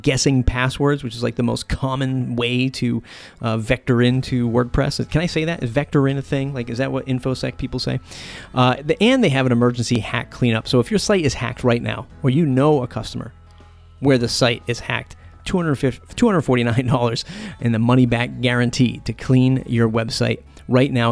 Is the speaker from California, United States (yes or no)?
no; Boston, Massachusetts, United States; I'm from the Boston area